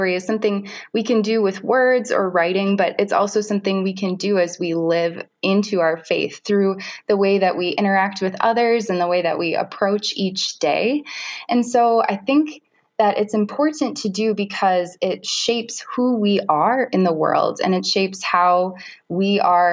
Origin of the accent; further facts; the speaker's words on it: Forest Lake, Minnesota, United States; also born or lived in St. Paul, Minnesota; I grew up in Forest Lake